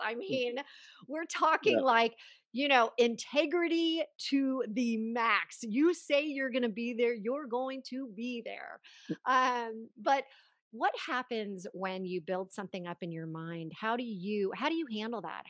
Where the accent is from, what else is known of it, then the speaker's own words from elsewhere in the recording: Los Angeles, California, United States; I grew up in Los Angeles